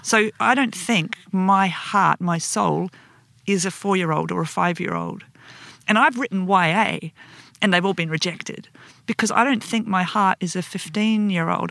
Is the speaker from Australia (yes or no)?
yes; Perth, Western Australia, Australia; We're both from Perth